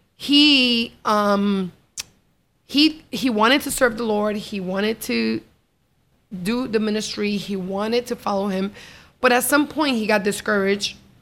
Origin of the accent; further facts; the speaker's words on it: New York, United States; I was brought up in New York